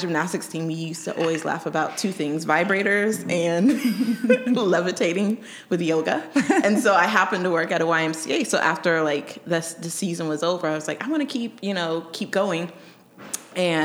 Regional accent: Colorado, United States; also born or lived in Germany; I grew up in Colorado

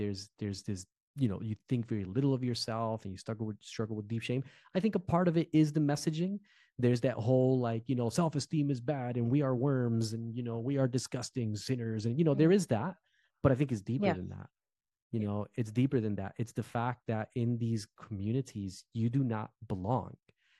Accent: Newark, New Jersey, United States; moved away as an adult; So like I'm from Jersey. I'm a Jersey boy. I've always been a Jersey boy. I was born and raised in Newark, New Jersey. Sort of urban culture, right?

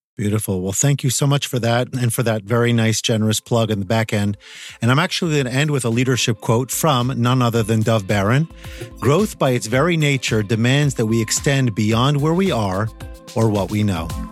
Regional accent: Northeast of the United States, United States; I'm coming from the Northeast of the United States

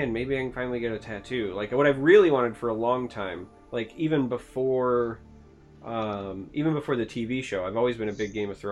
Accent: Michigan, United States; I'm originally from Michigan, and now I'm in Michigan, and I will die in Michigan

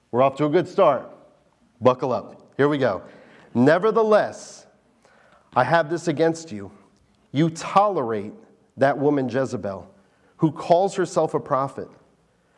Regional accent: New Jersey, United States; now in Delaware, United States; I was born in New Jersey

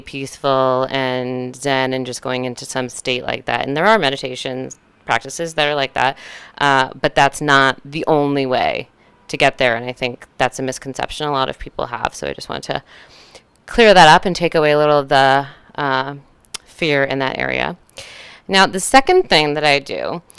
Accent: Northern California, United States; I grew up in Northern California

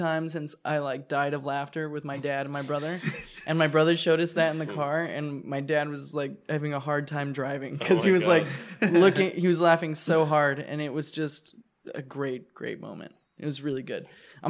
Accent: San Diego, California, United States; I'm from San Diego.

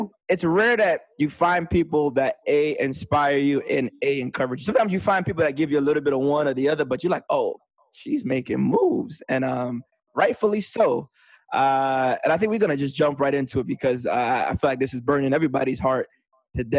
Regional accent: New York City, New York, United States; born or raised there

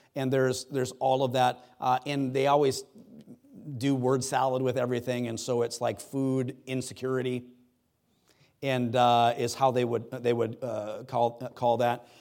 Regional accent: United States; I'm American

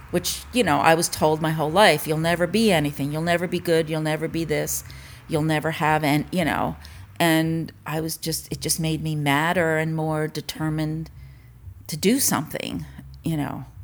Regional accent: Mamaroneck, New York, United States; also born or lived in Larchmont, New York / Tribeca, New York / Long Island; I grew up in Mamaroneck, New York

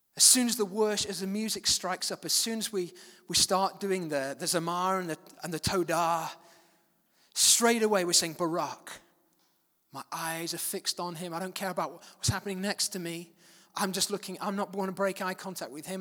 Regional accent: Manchester, North West England, United Kingdom; also born or lived in West Yorkshire; I moved at the age of seven to a place, Manchester

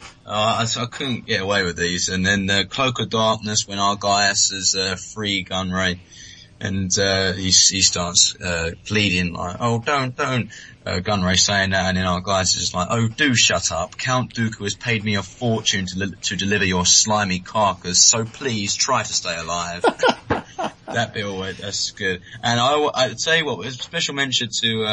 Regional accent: United Kingdom; accent: British; my British accent

